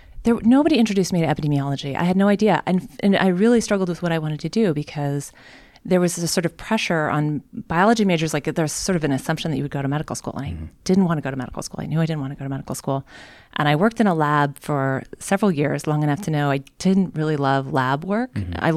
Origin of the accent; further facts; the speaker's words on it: Oklahoma, United States; moved away; also born or lived in Chicago; I am from Oklahoma.